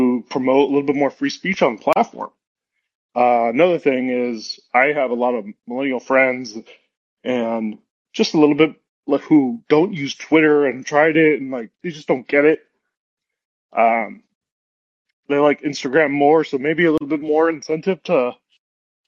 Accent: Miami, Florida, United States; My parents came from Cuba. I grew up in Miami

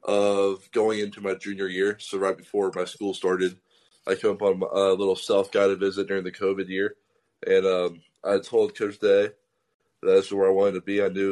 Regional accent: Kennesaw, Georgia, United States; moved away as an adult; now in Columbus, United States; I'm from Atlanta, Georgia. So I'm from Kennesaw/Ackworth, so the same town as Justin Fields.

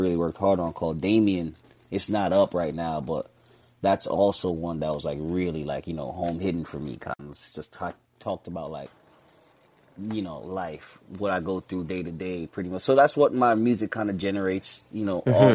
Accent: Jamaica; now in Bronx, United States; my background being Jamaican

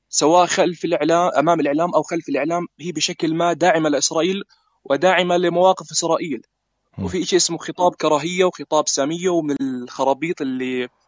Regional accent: Palestine; now in Jordan; إيه، أنا فلسطيني مقيم في الأردن نعم صحيح

